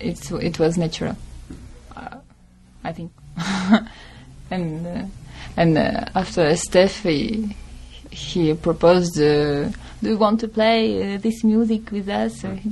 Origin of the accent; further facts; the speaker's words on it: Russia; English is a second language; moved away; I come from Russia.